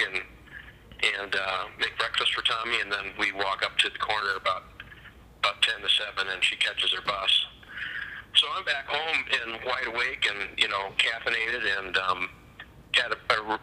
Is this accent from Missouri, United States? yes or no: yes; St. Louis, Missouri, United States; now in Minnesota, United States; where I grew up in St. Louis